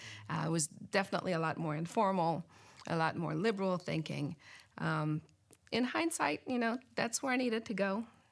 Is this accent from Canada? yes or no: yes; Canada; now in Gaithersburg, United States; I grew up in Canada